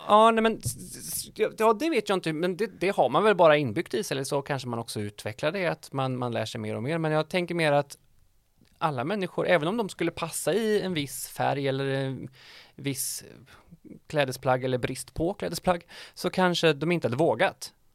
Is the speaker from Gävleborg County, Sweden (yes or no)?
no; Dals-Ed, Västra Götaland, Sweden; now in Västra Frölunda, Sweden; Dals-Ed ligger eh, kanske 20 minuter från norska gränsen